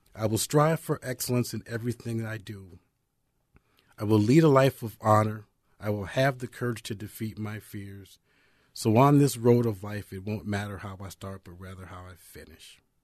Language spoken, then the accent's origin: English; Apple Valley, United States; also born or lived in Nebraska / Iowa; I'm from Apple Valley High School